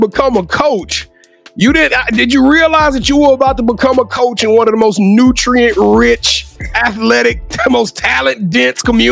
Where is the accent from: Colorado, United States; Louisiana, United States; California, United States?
Louisiana, United States; Shreveport; that's where I'm from. I'm from Shreveport